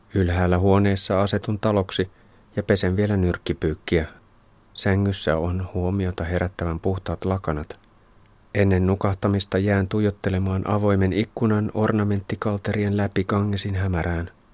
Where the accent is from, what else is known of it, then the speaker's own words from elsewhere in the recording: Finland; olen Suomesta